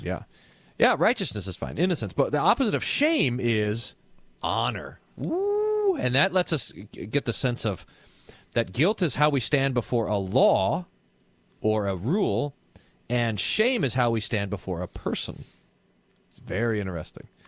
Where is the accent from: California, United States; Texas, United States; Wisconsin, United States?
Texas, United States; I'm Texan